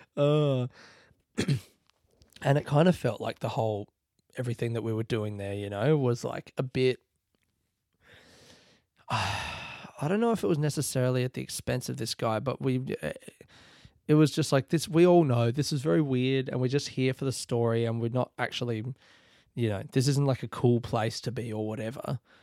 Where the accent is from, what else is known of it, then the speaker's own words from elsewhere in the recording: Australia; I'm from Australia